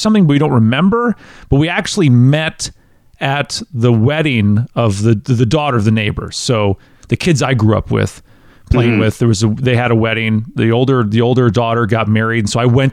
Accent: Wisconsin, United States; now in Tennessee, United States; We're both from the same region of Wisconsin. She grew up, you know, a half hour away from where I grew up in Wisconsin

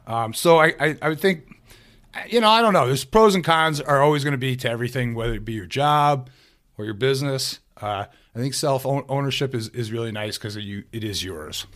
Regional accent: New York City, New York, United States; moved away as an adult; also born or lived in Adirondacks, upstate New York; now in upstate New York, United States; I'm from the New York City area

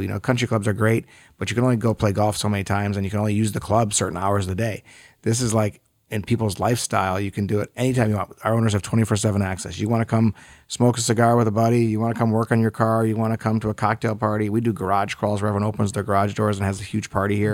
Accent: West Bloomfield, Michigan, United States; moved away as an adult; also born or lived in Ithaca, New York / Los Angeles; I grew up here in Metro Detroit, in West Bloomfield

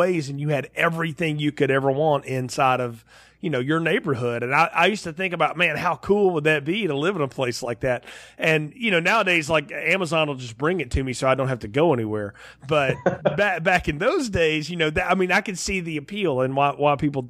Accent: the South, United States; I grew up in the South

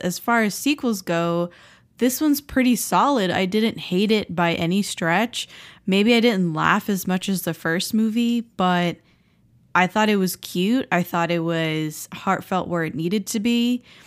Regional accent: South Florida, United States; now in Philadelphia, United States; we grew up in South Florida and we had a pool

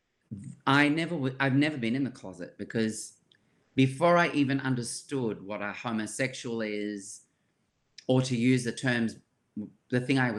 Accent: Sydney, New South Wales, Australia; when I was growing up in Surry Hills, it was multicultural.

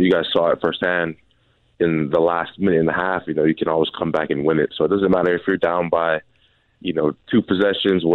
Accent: Pacific Northwest, United States; I'm from the Northwest. So, you know, it's the hometown kid

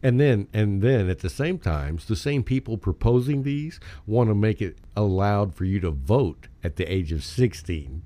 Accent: Texas, United States; I'm from Texas and we like our personal rights

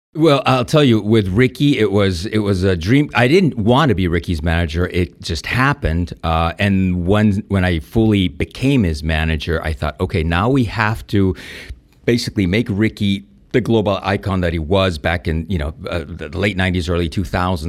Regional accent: Spain; English is a second language; moved away; also born or lived in Mallorca; growing up in Spain

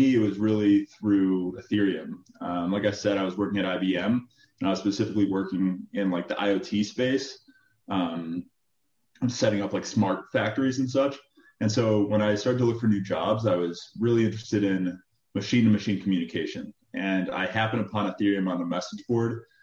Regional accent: Chicago, Illinois, United States; moved away; also born or lived in Michigan; Originally from Chicago. I grew up in the city of Chicago

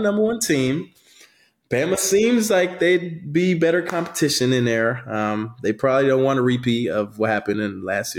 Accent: Florida, United States; I grew up in Florida, Florida State fan.

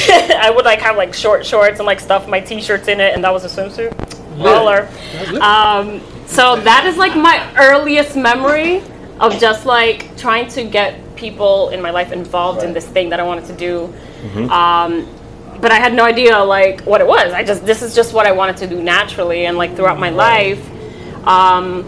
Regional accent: New York City, New York, United States; also born or lived in Santo Domingo, Dominican Republic / Bronx, New York; I lived in the Bronx briefly, mm-hmm. and then I grew up in Washington Heights, and then eventually moved back to the Bronx

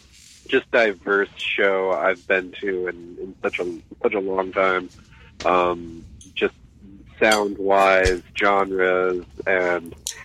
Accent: Hudson Valley, New York, United States; growing up in the Hudson Valley

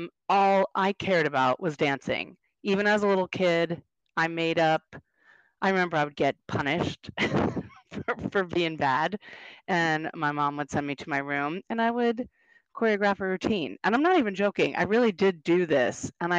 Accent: North Carolina, United States; born there; I mean, originally, I was born in North Carolina. I only lived there for like 6 months while my dad was going to grad school

